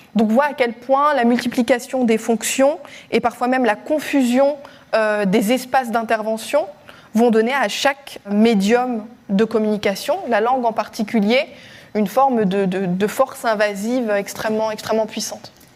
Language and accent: French; Strasbourg, Grand Est, France; dans ma ville natale, à, Strasbourg